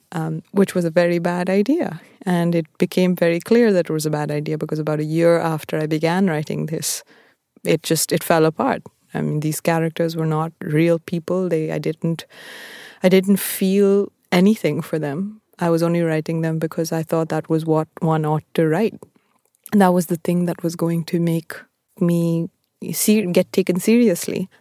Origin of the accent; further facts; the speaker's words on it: Bangalore, Karnataka, India; moved away as an adult; also born or lived in Appleton, Wisconsin, United States; I was born in Bangalore and I grew up there